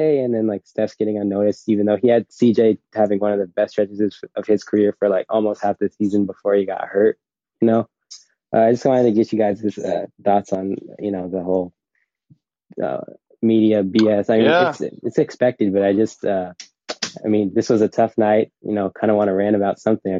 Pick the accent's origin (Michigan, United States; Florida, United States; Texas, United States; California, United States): California, United States; Oakland; I'm from Oakland.